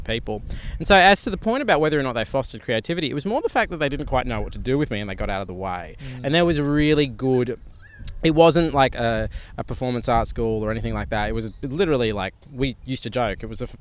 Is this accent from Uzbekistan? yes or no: no; Sydney, New South Wales, Australia; also born or lived in Canberra; I was born in Sydney.